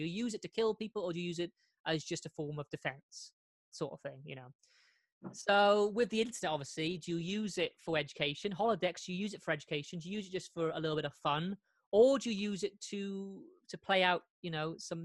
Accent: United Kingdom; being a Brit

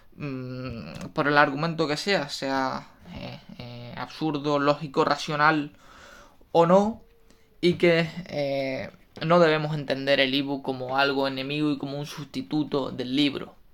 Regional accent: Spain; me fui a trabajar fuera de, mi tierra, de mi país

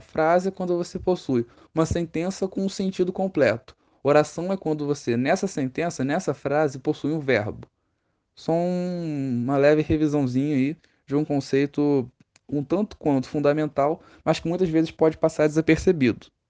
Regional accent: Rio de Janeiro, Brazil; no Rio de Janeiro, nós falamos mais assim

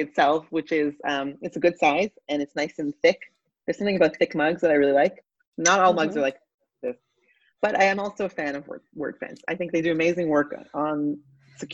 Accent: Toronto, Ontario, Canada; moved away as an adult; now in Israel; I'm originally Canadian, actually. I grew up in Toronto and I've been in Israel for 26 years

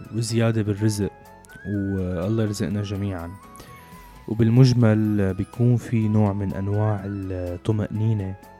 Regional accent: Syria

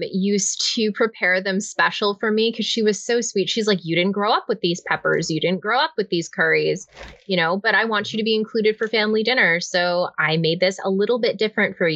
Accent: Canada; moved away; I'm an immigrant now

